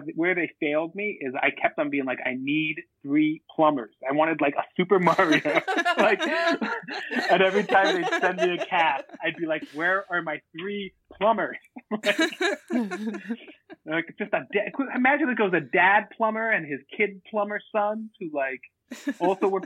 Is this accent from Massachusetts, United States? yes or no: yes; Boston, Massachusetts, United States; I'm from Boston. I was born in Boston, and all my family's from Boston